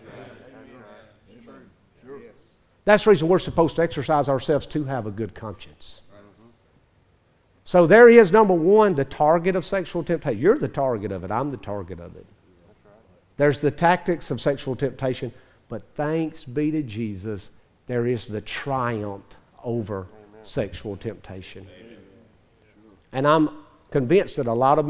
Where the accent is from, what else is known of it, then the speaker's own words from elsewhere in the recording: Northeast Mississippi, United States; I was raised in Northeast Mississippi, very close to Memphis.